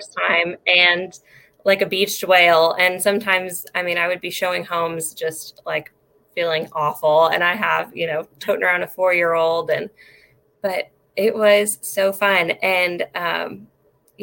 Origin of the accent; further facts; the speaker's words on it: Mexico, Missouri, United States; also born or lived in California; I have lived in Mexico, Missouri for most of my life. I moved here from California when I was about 7